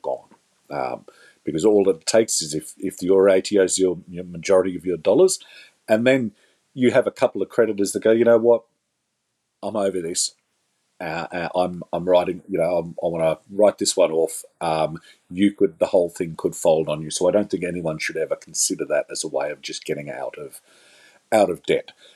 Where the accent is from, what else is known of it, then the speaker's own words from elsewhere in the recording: Australia; as an Australian taxpayer